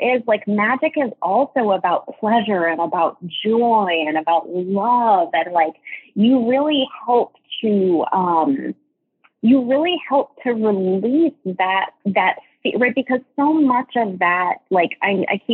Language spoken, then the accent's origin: English; New England, United States; I was born in New England